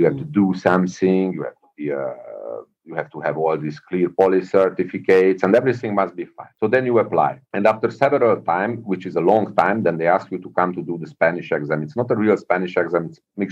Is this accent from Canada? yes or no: no; Hungary; moved away; I was born in Hungary